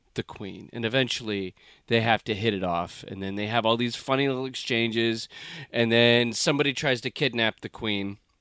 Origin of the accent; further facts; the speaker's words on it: United States; as an American